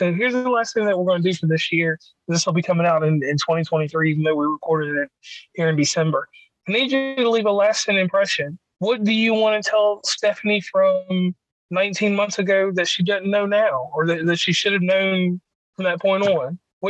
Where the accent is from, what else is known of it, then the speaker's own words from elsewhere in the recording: West Virginia, United States; from West Virginia Uncommon Place.